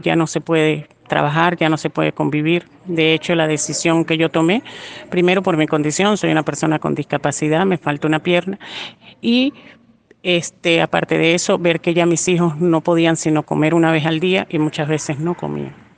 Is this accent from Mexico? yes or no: no; Venezuela; moved away as an adult; nuestro país Venezuela